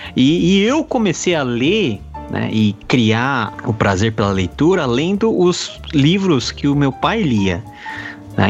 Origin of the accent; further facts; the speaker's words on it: Brazil; Sou brasileiro.